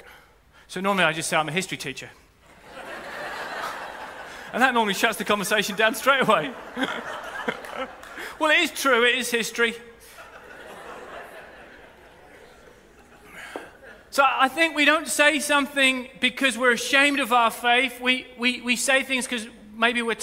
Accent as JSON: {"language": "English", "area": "rural Norfolk", "region": "East of England", "country": "United Kingdom", "tie": "born or raised there", "said": "I grew up in Norfolk. I grew up in rural Norfolk in a Christian home"}